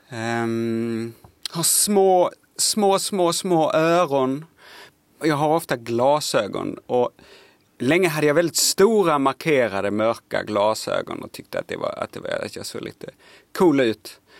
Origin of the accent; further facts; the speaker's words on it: Lund, Skåne, Sweden; accent: Skånska (Lund variant); jag kommer ifrån Lund och har pratar då skånska med någon sån här lite förnäm lundensisk eh, variant av skånska